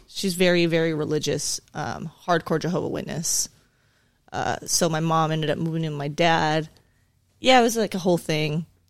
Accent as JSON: {"language": "English", "town": "La Puente", "region": "California", "country": "United States", "tie": "born or raised there", "also_born_or_lived": "South Carolina", "said": "I grew up in La Puente, California, uh, predominantly Hispanic, uh, area."}